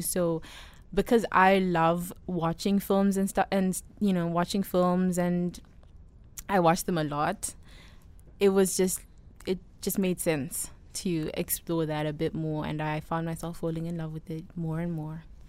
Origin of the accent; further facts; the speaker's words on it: South Africa; moved away as an adult; now in United States; I miss the maize from back home